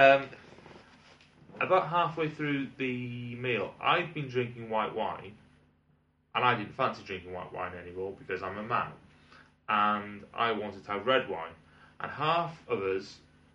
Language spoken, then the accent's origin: English; United Kingdom; being British